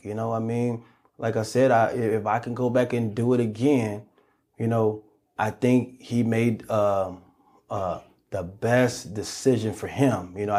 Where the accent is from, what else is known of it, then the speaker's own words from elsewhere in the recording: Chicago, Illinois, United States; It's like, John, come on, man. I'm from Chicago, man.